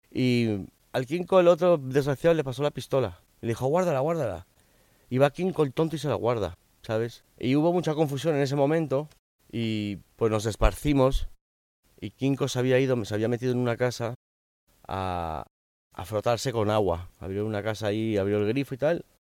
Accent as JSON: {"language": "Spanish", "town": "Miami", "region": "Florida", "country": "United States", "tie": "born or raised there", "also_born_or_lived": "Spain", "said": "Yo nací en España, pero con cuatro años mis padres inmigraron a Estados Unidos. Me crié en Miami"}